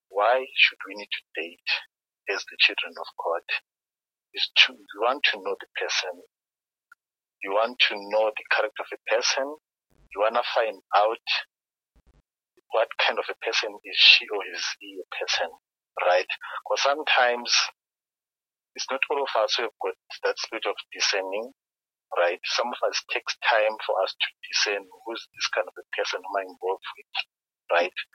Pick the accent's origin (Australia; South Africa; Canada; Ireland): South Africa; Kempton Park, Gauteng; I'm from Kempton Park, um, I grew up here and I'm born again.